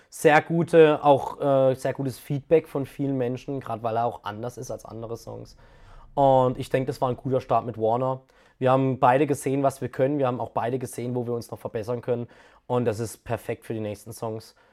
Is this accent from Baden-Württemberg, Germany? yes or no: yes; Karlsruhe, Baden-Württemberg, Germany; Baden ist meine Heimat, Karlsruhe ist meine Heimat. Und ich kann mir auch nicht vorstellen, dass ich hier wegziehe.